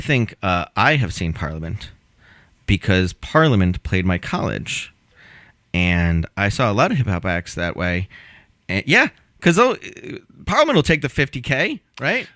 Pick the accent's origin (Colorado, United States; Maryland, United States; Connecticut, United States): Connecticut, United States; moved away; My home state of Connecticut